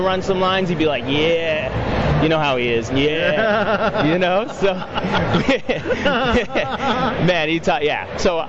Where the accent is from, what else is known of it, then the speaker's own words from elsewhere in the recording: Toronto, Ontario, Canada; I'm from Toronto, Ontario, so Canada.